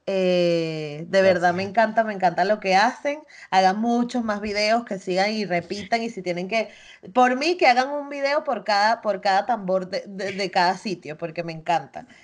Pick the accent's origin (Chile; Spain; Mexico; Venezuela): Venezuela; Chirimena, Miranda; moved away as an adult; yo crecí en Chirimena toda mi vida